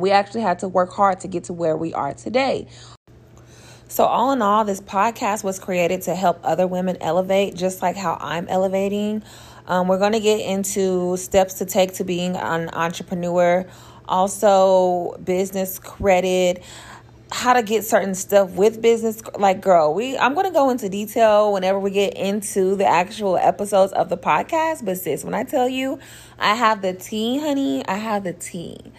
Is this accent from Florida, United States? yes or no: no; Oklahoma City, Oklahoma, United States; I'm from Oklahoma City, Oklahoma, born and raised